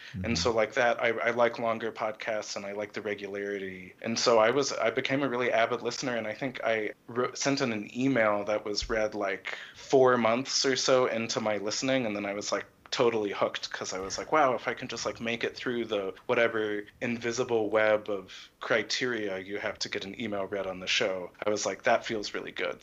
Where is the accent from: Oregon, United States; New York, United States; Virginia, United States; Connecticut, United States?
Connecticut, United States; Ridgefield; moved away as an adult; also born or lived in Houston, Texas / Dallas, Texas; now in Michigan, United States; I was born in Houston, Texas, and we moved to Dallas when I was three years old, and then when I was eight or nine, we moved to Connecticut.